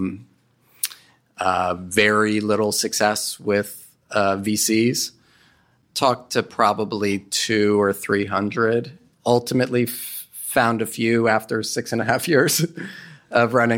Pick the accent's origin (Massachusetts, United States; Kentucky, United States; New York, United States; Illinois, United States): New York, United States; New York City; moved away; I'm from New York City